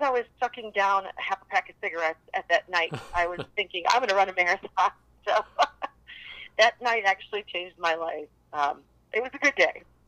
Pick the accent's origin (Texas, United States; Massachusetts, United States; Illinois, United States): Illinois, United States; Chicago; I grew up here in Chicago